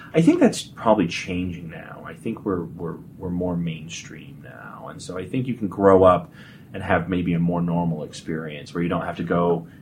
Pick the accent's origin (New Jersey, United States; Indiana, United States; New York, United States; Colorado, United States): Colorado, United States; Colorado Springs; I grew up in Colorado Springs.